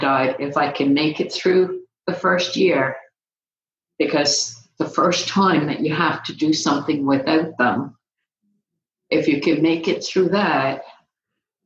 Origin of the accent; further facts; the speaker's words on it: Canada; now in Phoenix, United States; I'm Canadian